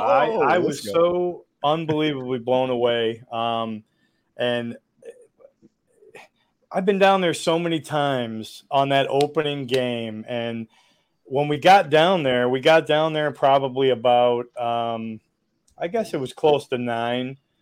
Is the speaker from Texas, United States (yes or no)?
no; Chicago, Illinois, United States; moved away; I grew up in Chicago, Illinois